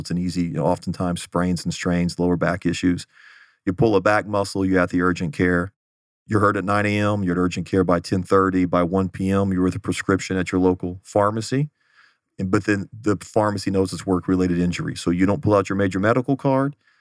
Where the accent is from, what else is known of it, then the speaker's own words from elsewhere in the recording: Houston, Texas, United States; moved away as an adult; also born or lived in Los Angeles; now in Phoenix, United States; I grew up in the Houston area